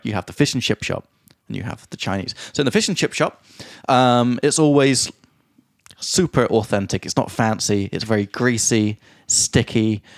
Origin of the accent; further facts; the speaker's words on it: England, United Kingdom; now in Prague, Czechia; from England